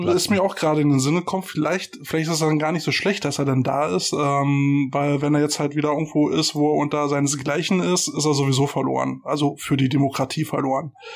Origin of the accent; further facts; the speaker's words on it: Germany; Für uns Deutsche